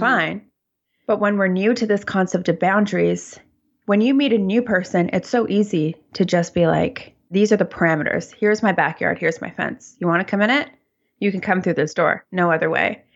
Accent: Toronto, Ontario, Canada; now in Vancouver, Canada; I live in Vancouver, I'm originally from Toronto

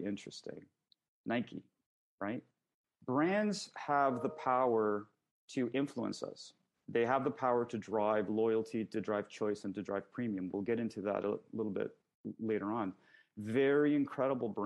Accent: Canada; I'm Canadian

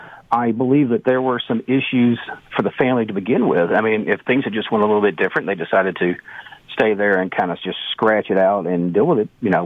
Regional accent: Canada; As a Canadian, you know there are certain stereotypes.

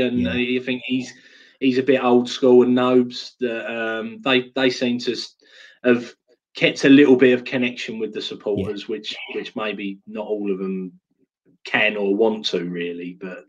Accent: East Ham, London, United Kingdom; I was born in East Ham, so I lived walking distance to Upton Park with my dad.

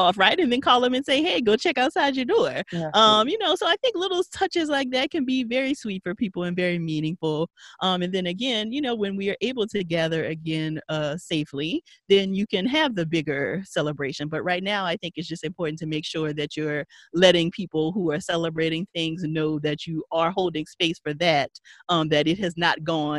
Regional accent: Paincourtville, Louisiana, United States; Paincourtville, Louisiana. Country.

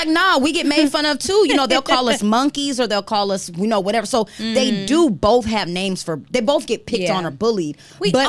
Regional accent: El Paso, Texas, United States; also born or lived in Maryland; now in Houston, United States; originally, I grew up in El Paso

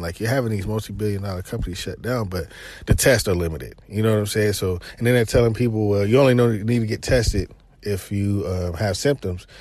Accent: Chattanooga, Tennessee, United States; I'm from Chattanooga

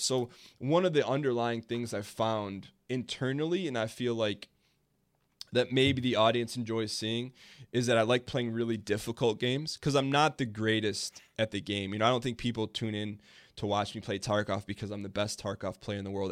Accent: Dearborn, Michigan, United States; there's this place in my hometown called Greenfield Village

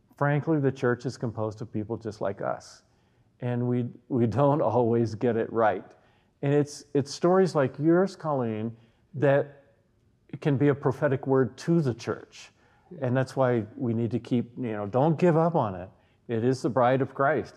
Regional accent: the Bible Belt, United States; now in Evergreen, United States; being born in the Bible Belt in the United States

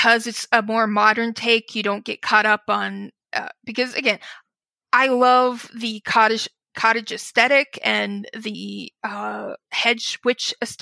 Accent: Wyoming, United States; moved away; also born or lived in Chicago area, Illinois; I grew up in Wyoming, and I'm back in Wyoming now. And in between that, I ended up living in Illinois, right outside of Chicago

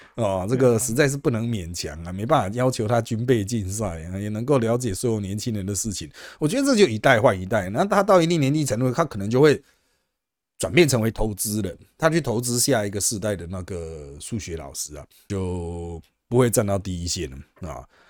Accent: Taiwan; 我们台湾人

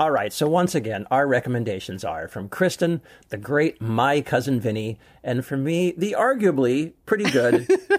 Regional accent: Long Beach, California, United States; moved away as an adult; I am also from Southern California and spent my whole life there until I, uh, went to college. Um, I'm from Long Beach, California

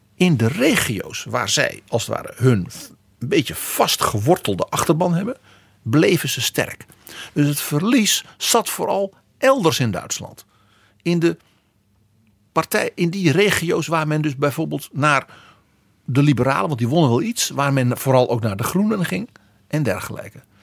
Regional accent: Netherlands; bij ons in Brabant en Limburg

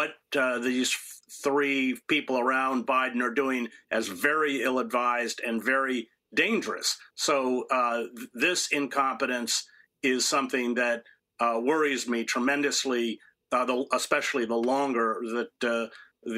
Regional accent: United States

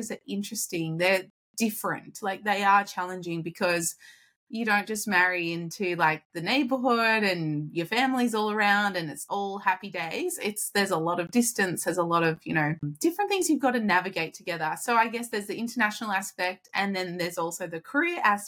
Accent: Australia; moved away; I am Australian, my husband's Californian

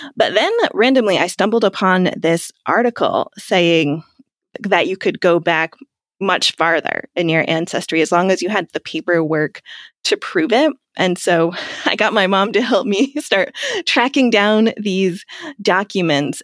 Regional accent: United States; moved away as an adult; also born or lived in Italy; now in England, United Kingdom; I'm an American expat who has been in England for ten years now

